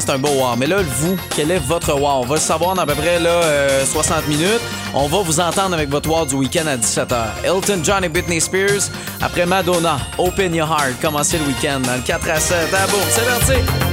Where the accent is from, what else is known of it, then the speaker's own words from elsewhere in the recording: Longueuil, Quebec, Canada; je suis de Longueuil, c'est proche de Drummond.